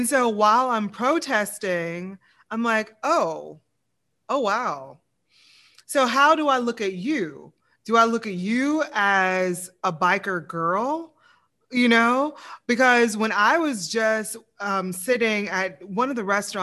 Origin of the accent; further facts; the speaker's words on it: the South, United States; now in Lafayette, United States; I'm from the South